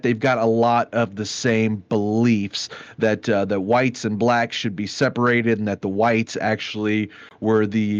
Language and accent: English; Dallas, Texas, United States; me and you, we grew up in the North Dallas suburbs